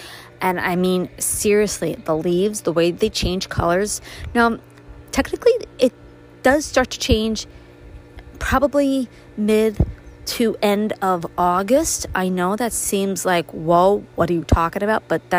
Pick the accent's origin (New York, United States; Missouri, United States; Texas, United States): New York, United States; New York City; now in Upstate New York, United States; I grew up in Brooklyn